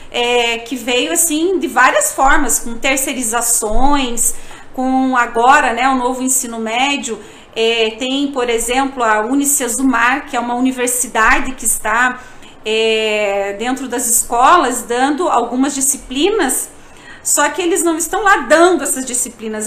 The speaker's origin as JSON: {"language": "Portuguese", "town": "São José dos Pinhais", "region": "Paraná", "country": "Brazil", "said": "Eu sou de São José dos Pinhais, que é um dos municípios que é o Cinturão Verde"}